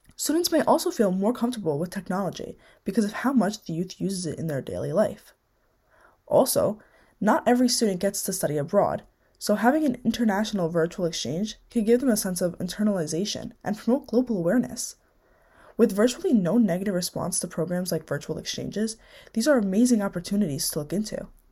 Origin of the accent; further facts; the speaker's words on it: United States; born and raised in the United States